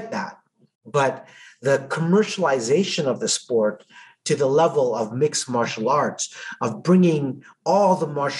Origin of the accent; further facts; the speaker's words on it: Edmonton, Alberta, Canada; I was from Edmonton